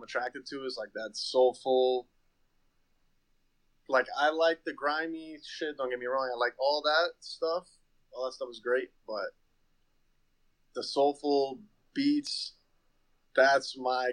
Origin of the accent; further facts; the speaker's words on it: Chapel Hill, North Carolina, United States; moved away; also born or lived in New York; I'm from North Carolina originally